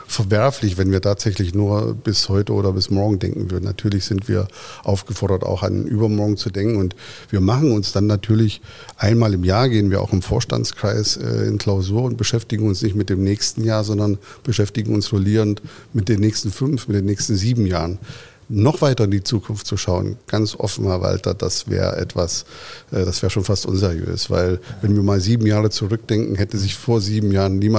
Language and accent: German; Dortmund, North Rhine-Westphalia, Germany; All das erwarte ich in der Weiterentwicklung auch von meiner Heimatstadt Dortmund.